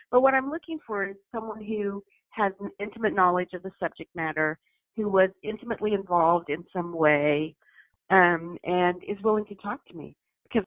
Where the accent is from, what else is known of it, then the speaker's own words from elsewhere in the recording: Arkansas, United States; I'm from Arkansas